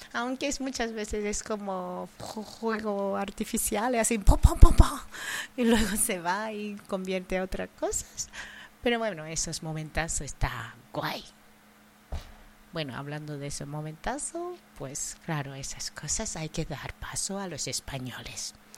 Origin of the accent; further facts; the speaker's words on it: Japan; Spanish is a second language; also born or lived in Andalusia; now in Spain; mi tierra, Japón